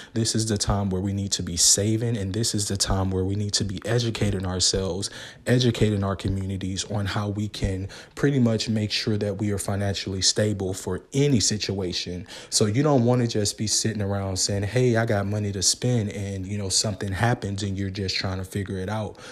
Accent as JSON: {"language": "English", "region": "the South", "country": "United States", "tie": "born or raised there", "said": "growing up in America"}